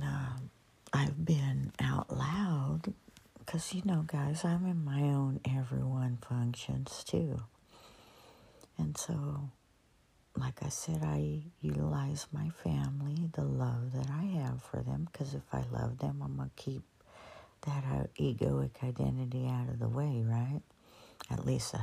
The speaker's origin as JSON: {"language": "English", "area": "San Joaquin Valley", "region": "California", "country": "United States", "tie": "born or raised there", "said": "I grew up in the San Joaquin Valley, farm country, orchards all around."}